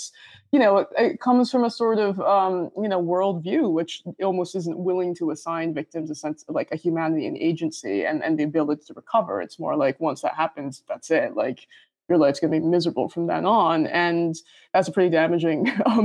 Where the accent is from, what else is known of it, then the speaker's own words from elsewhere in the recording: United States; I'm American, I'm Chinese American